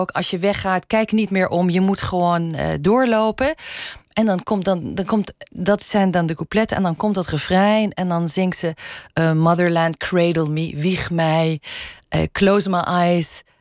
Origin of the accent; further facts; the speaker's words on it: Limburg, Netherlands; first language Limburgish; Dutch is a second language; Tot mijn vierde sprak ik überhaupt geen Nederlands, alleen maar Limburgs. Dus Nederlands is mijn tweede taal.